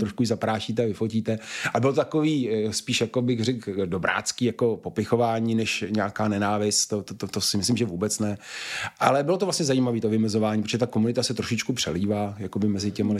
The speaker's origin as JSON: {"language": "Czech", "region": "Prague", "country": "Czechia", "said": "jsme prostě Pražáci"}